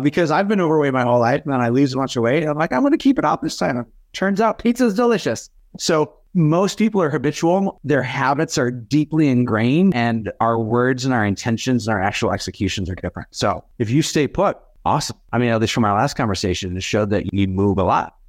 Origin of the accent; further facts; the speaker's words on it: Fargo, North Dakota, United States; my hometown of Fargo